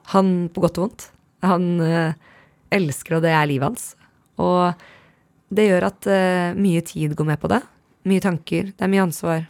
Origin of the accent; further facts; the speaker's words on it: Norway; moved away as an adult; also born or lived in United States; hjemme i Norge